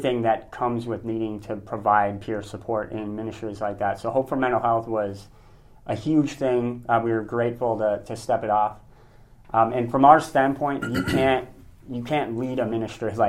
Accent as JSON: {"language": "English", "region": "North Dakota", "country": "United States", "tie": "born or raised there", "also_born_or_lived": "Tennessee / New Mexico", "moved": "as an adult", "lives_now": "Roswell, United States", "said": "So originally I'm from North Dakota."}